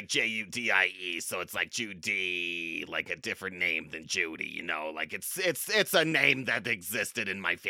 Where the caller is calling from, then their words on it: Texas, United States; I'm calling from Texas.